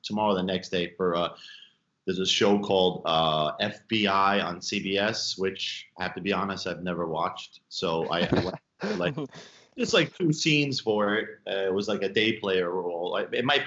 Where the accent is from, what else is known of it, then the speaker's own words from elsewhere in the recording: New York City, New York, United States; I'm from Brooklyn